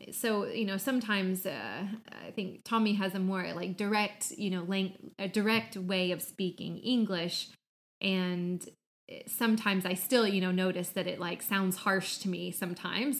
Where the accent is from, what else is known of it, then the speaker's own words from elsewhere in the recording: Midwest, United States; also born or lived in Atlanta, Georgia; now in Finland; I grew up in the Midwest in the States, but I also lived for many years in Atlanta